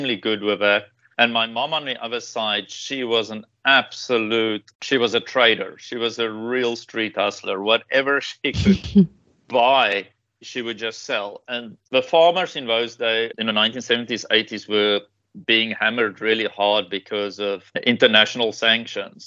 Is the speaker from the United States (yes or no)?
no; South Africa; moved away as an adult; now in Taiwan; I grew up in South Africa